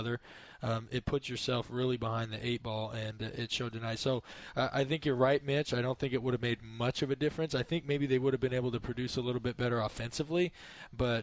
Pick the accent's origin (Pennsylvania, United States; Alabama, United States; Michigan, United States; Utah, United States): Utah, United States; Logan; My hometown, yeah. Utah State Aggies